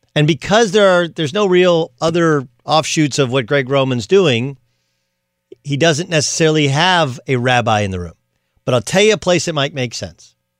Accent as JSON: {"language": "English", "region": "Southern California", "country": "United States", "tie": "born or raised there", "said": "growing up in Southern California"}